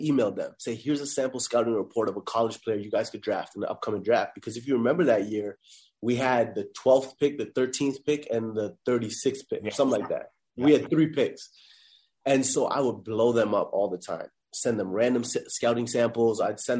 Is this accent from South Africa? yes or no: no; Toronto, Ontario, Canada; moved away as an adult; also born or lived in Atlanta; now in Toronto, Canada; I'm originally from Toronto, born and raised.